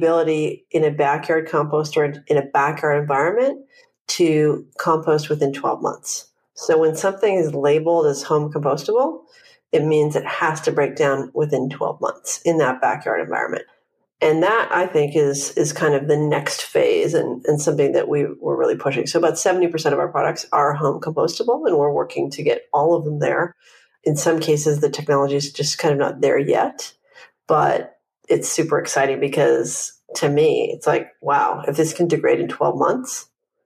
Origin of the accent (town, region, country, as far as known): Vancouver, British Columbia, Canada; now in Los Angeles, United States